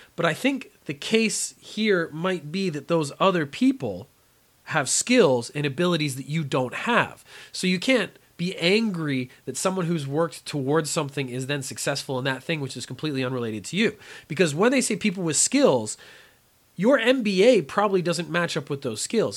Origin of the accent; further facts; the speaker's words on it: Canada; I come from Canada where we have extremely cold winters